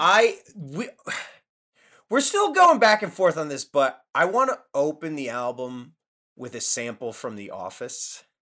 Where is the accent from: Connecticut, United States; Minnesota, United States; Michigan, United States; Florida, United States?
Connecticut, United States; moved away; also born or lived in New York / Philadelphia / Boston; I was born in New York, Uh, grew up in Connecticut, and then I moved to Philly